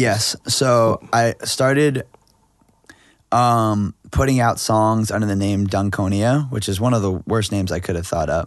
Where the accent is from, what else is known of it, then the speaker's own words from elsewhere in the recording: Freeport, Maine, United States; moved away as an adult; also born or lived in Argentina / Syracuse / New York City / Los Angeles; We're from Freeport